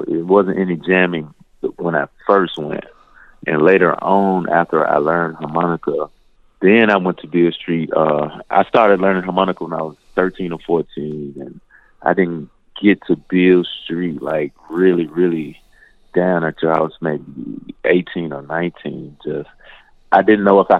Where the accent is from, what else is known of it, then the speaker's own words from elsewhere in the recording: Memphis, Tennessee, United States; I'm from Memphis